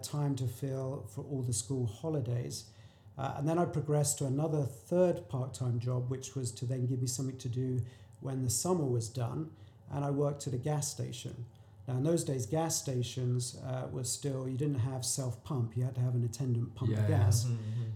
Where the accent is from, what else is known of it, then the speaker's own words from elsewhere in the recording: England, United Kingdom; moved away; I'm from England